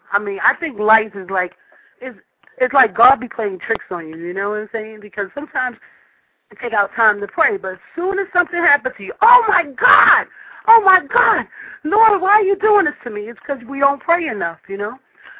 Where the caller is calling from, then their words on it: New York, United States; I'm calling from New York